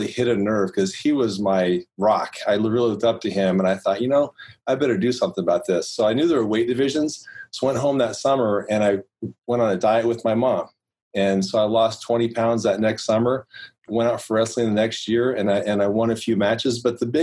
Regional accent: Guthrie Center, Iowa, United States; also born or lived in Des Moines, Iowa; I went back to my hometown

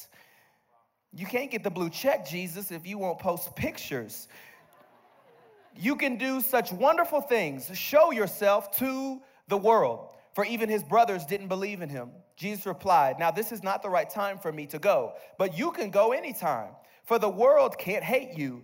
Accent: Bowling Green, Kentucky, United States; I grew up in Bowling Green, Kentucky

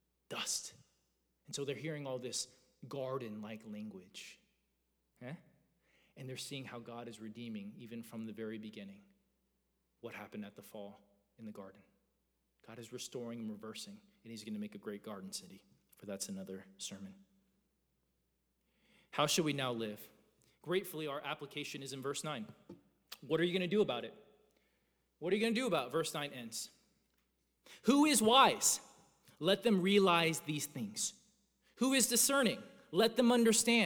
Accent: Georgia, United States; I grew up in Georgia

